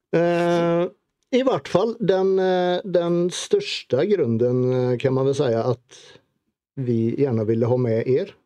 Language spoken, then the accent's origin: Swedish; Sweden; moved away as an adult; now in Norway; tekniskt sett så är jag ju norrman i och med att jag har blivit norsk medborgare men jag är ju fortfarande blågul i hjärtat.